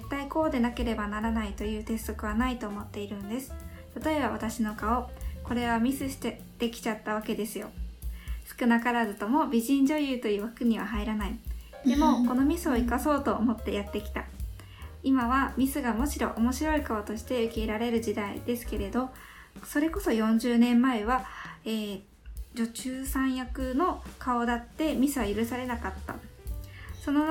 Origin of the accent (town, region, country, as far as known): Yamaguchi, Japan; born or raised there